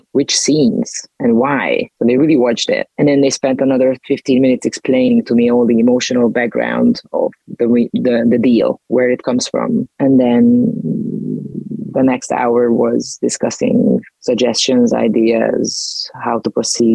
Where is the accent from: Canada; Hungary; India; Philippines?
Hungary; Budapest; in Budapest, my hometown, because I'm Hungarian